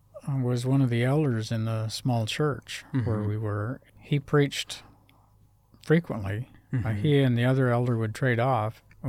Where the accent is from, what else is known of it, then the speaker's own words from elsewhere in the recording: Oregon, United States; born there; Well, I was born in Oregon